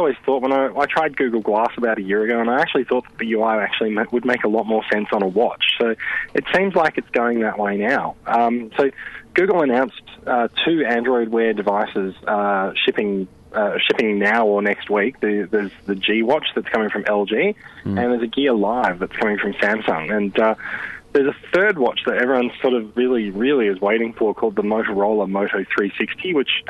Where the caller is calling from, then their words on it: Sydney, New South Wales, Australia; I'm calling in from Sydney.